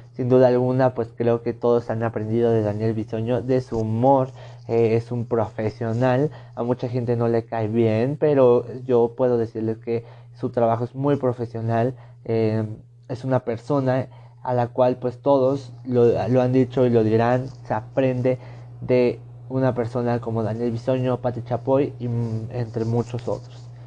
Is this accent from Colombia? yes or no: no; Mexico; uno como mexicano